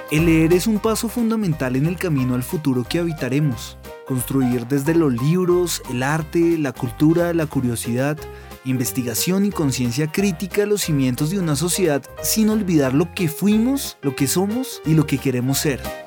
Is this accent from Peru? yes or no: yes; Peru; moved away as an adult; now in Colombia; Vengo del Perú, eh, vivo ya hace cuatro años en Colombia